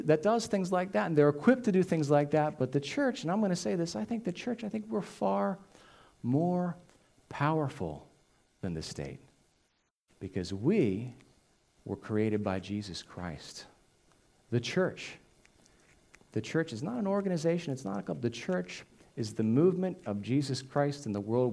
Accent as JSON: {"language": "English", "country": "United States", "said": "as American citizens"}